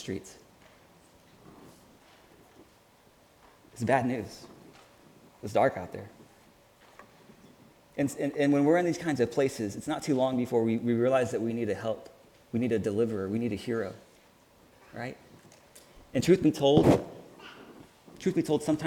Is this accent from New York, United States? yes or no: no; Houston, Texas, United States; also born or lived in Chicago; now in Kansas City, United States; I'm from Houston, Texas, which looks nothing like that.